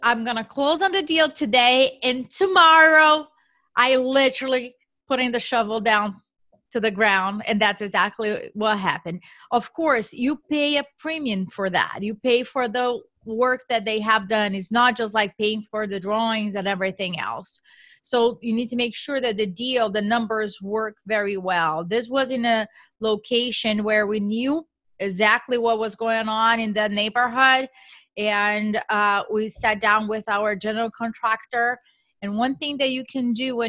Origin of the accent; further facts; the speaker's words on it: Brazil; English is a second language; moved away as an adult; now in United States; So as you mentioned, I am from Brazil, so I did not even know what real estate meant at that time, right? I moved to the U.S. For a cultural exchange program